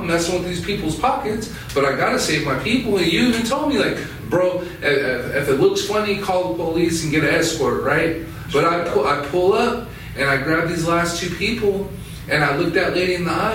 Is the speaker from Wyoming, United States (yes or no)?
yes; Wind River Reservation, Wyoming, United States; I grew up off and on the Wind River Reservation my whole life, you know, like all through high school and my young adult years